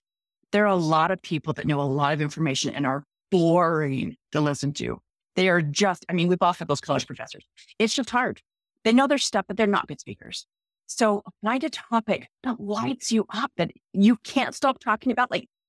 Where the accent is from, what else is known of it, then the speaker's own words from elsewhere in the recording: Utah, United States; accent: Utah; You know, I'm from Utah. I speak Utahnics.